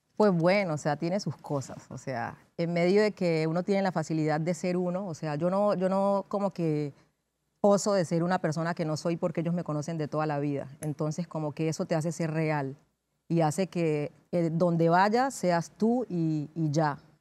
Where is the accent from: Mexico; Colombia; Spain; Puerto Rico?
Colombia; Condoto, Chocó; yo nací en Condoto, en el Chocó, eh, en Colombia